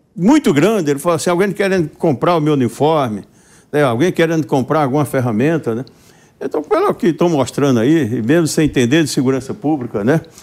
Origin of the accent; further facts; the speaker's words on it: Paraíba, Brazil; na minha terra, na Paraíba